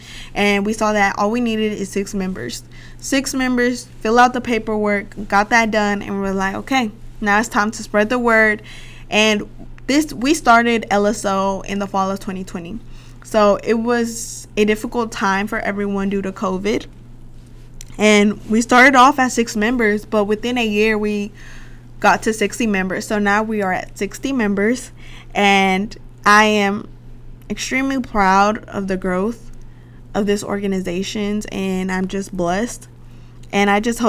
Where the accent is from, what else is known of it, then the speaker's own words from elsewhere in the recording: Little Rock, Arkansas, United States; I'm from Little Rock, Arkansas